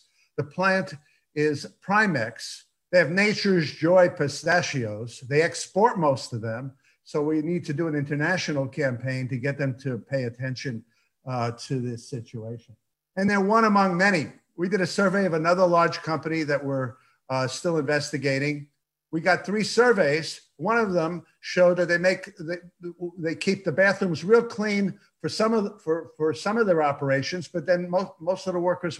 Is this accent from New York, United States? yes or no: yes; New York, United States; first language Yiddish; English is a second language; now in Los Angeles, United States; I'm a New Yorker. I'm an LA transplant.